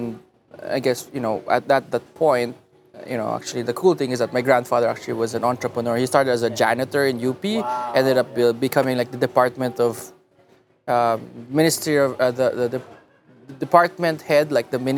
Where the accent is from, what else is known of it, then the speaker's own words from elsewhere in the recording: Muntinlupa, Metro Manila, Philippines; also born or lived in Los Angeles, United States / Davao, Philippines; I was born in LA, but then I grew up in Manila most of my life.